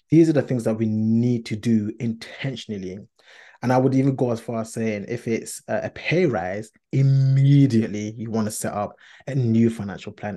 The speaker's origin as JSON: {"language": "English", "region": "London", "country": "United Kingdom", "said": "Of course, I am a Londoner. We are Londoners."}